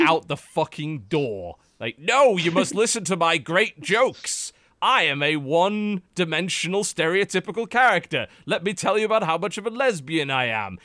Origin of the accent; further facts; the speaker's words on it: United Kingdom; now in United States; as a British man